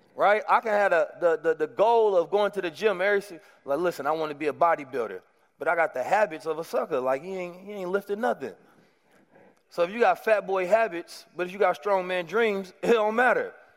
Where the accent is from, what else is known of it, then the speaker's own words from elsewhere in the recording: Oakland, California, United States; moved away as an adult; growing up in Oakland